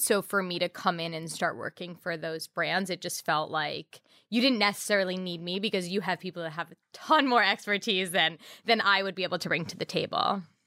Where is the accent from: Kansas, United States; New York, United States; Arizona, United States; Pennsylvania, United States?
New York, United States; New York City; I grew up in New York City